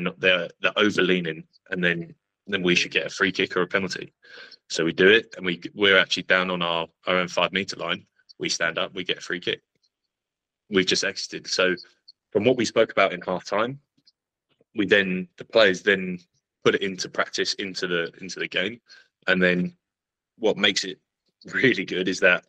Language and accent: English; England, United Kingdom; I'm an English guy